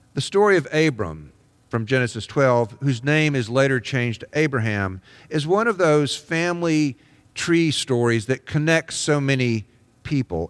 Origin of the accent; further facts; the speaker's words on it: Deep South, United States; now in Columbus, United States; I grew up in the Deep South, in the era of the civil rights movement and the Vietnam War